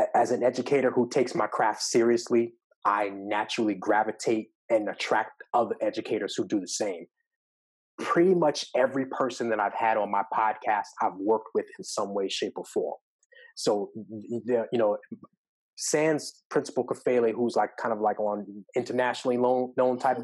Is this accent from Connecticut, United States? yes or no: no; Long Island, New York, United States; now in Atlanta, United States; growing up in New York, like I live in Atlanta, but I, I, am from New York and uh, specifically Long Island